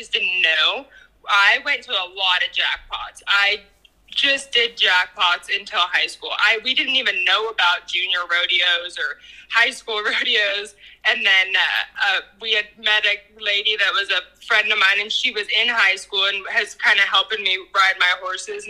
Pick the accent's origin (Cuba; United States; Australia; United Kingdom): United States; Washoe Valley, Nevada; I'm from Washoe Valley, Nevada. It's just outside of Reno